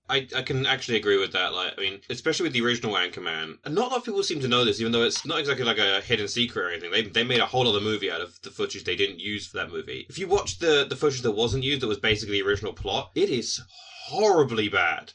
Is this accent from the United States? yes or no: no; United Kingdom; us as British people